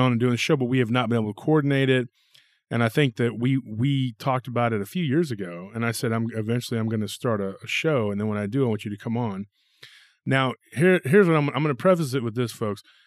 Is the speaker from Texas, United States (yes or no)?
yes; Taylor, Texas, United States; moved away as an adult; also born or lived in South Austin, Texas; my hometown